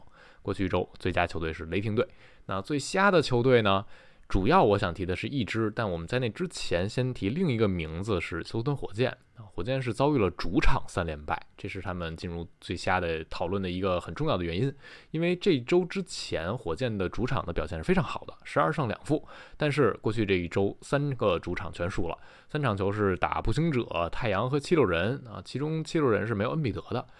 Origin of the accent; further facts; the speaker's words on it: Taichung, Taiwan; 又见面了